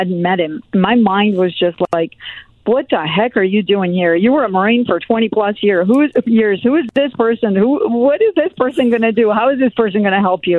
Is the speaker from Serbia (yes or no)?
yes; Serbia; also born or lived in Germany; now in United States; I'm born in Germany, but I grew up in Serbia